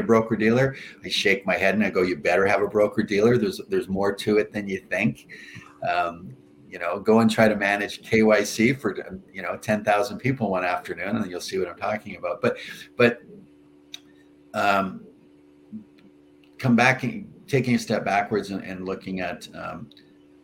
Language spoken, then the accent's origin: English; Canada; I'm a Canadian